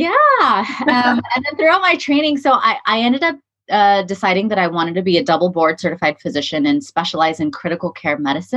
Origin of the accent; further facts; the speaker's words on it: California, United States; I was born and raised in California